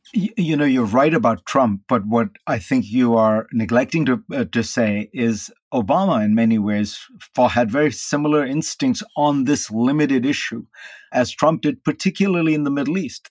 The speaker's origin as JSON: {"language": "English", "country": "India", "tie": "born or raised there", "moved": "yes", "lives_now": "United States", "said": "I grew up in India"}